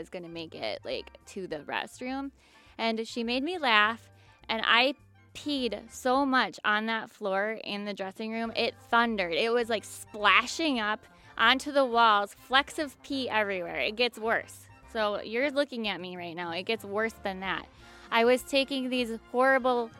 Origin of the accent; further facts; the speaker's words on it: Midwest, United States; I'm from the Midwest and I shop at Kohl's